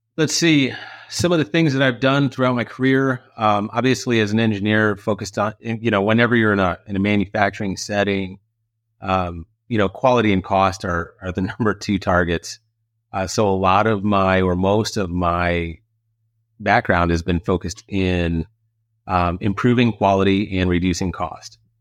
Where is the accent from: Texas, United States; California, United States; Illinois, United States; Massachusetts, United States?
Illinois, United States; back in my hometown in Illinois